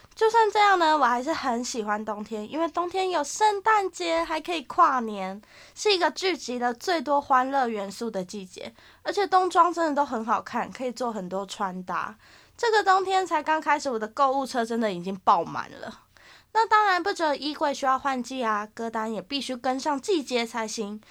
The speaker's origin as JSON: {"language": "Chinese", "area": "Tamsui", "region": "New Taipei", "country": "Taiwan", "tie": "born or raised there", "said": "从小就住在淡水嘛，然后就是每一次寒流来都会看到新闻写说最低温就在淡水。而且呢，我国中、高中都是在淡江高中读的"}